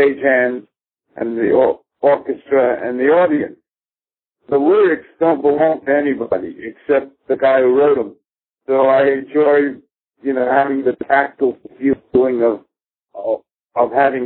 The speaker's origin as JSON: {"language": "English", "town": "New York City", "region": "New York", "country": "United States", "tie": "born or raised there", "said": "Life growing up in Manhattan"}